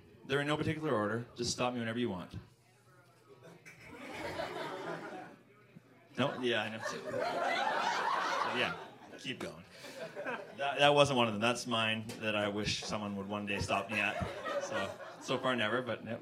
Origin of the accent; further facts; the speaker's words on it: Vancouver, British Columbia, Canada; moved away as an adult; now in Toronto, Canada; I'm from Vancouver, and I've been living here for the last 4 years.